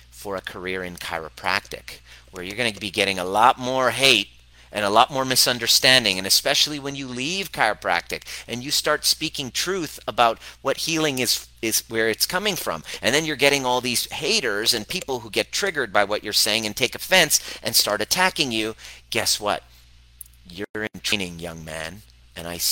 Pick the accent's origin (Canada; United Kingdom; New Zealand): Canada; growing up in Canada